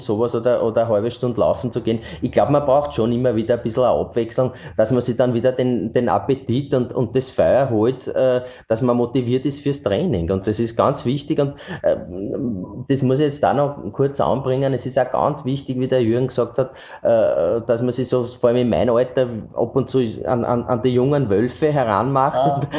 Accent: Eastern Austria, Austria; bei uns im Osten

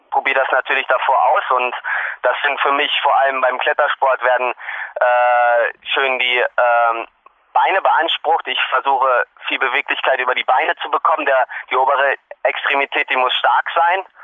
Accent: Hanover, Lower Saxony, Germany; Ich komme nun aus Hannover, aus Norddeutschland und da ist flaches Land, also das ähnelt überhaupt gar nicht dem Bergsport.

